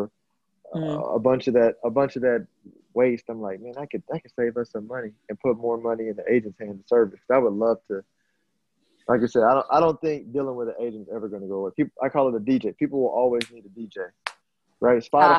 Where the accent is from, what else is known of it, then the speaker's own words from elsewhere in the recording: Houston, Texas, United States; I'm from Houston